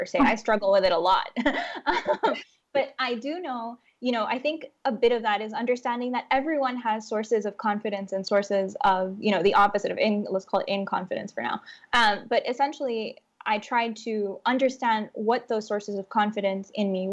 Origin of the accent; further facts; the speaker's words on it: Honduras; growing up in Honduras